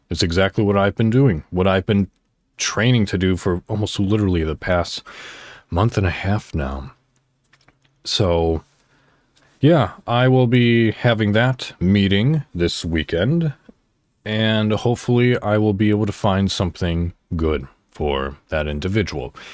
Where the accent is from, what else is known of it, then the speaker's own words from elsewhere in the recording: Crystal Lake, Illinois, United States; moved away as an adult; also born or lived in McHenry, Illinois; now in Indiana, United States; I was born technically in McHenry, Illinois, and I grew up and lived my childhood and the beginning of my adulthood in Crystal Lake, Illinois.